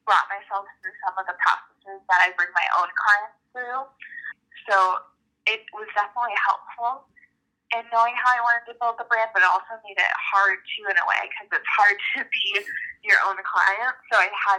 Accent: Chicago, Illinois, United States; I grew up in the Chicago area

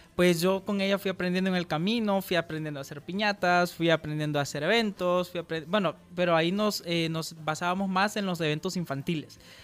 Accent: El Salvador; como emprendedores salvadoreños

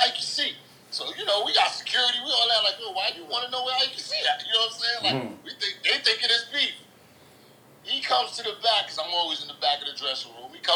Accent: New York City, New York, United States; I'm from the Bronx.

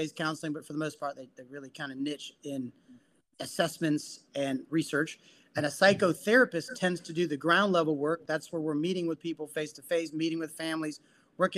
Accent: San Juan, Puerto Rico; now in South Florida, United States; I'm Puerto Rican by birth. I was born in San Juan, Puerto Rico.

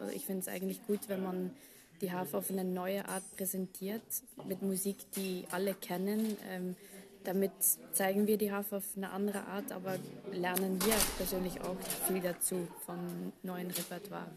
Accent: Belgium; German is a second language; moved away as an adult; now in Vienna, Austria; ich komme aus Belgien, wohne seit zehn Jahren in Wien wegen dem Orchester

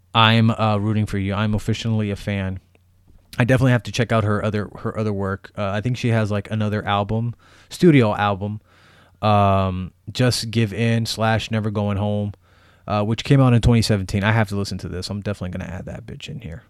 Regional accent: Bay Area, California, United States; I am from the Bay Area

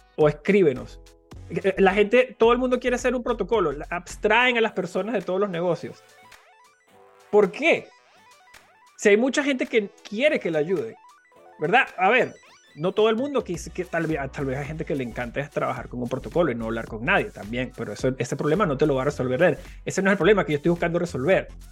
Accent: Venezuela; mi país, en Venezuela

